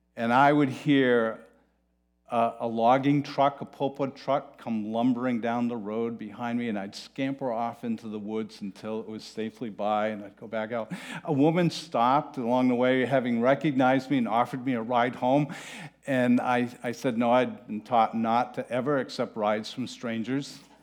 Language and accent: English; Manchester-by-the-Sea, Massachusetts, United States; I am from Manchester by the Sea